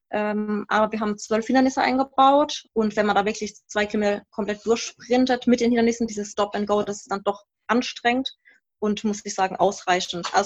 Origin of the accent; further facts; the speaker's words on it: Baden-Württemberg, Germany; also wir sind aus dem Rhein-Neckar-Kreis jetzt, aus Mannheim-Heidelberg kommen wir.